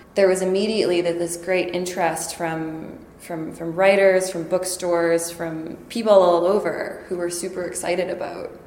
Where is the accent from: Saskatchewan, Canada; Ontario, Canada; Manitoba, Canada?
Saskatchewan, Canada; Saskatoon; moved away as an adult; now in Montreal, Canada; I was born in Saskatoon, land of the living skies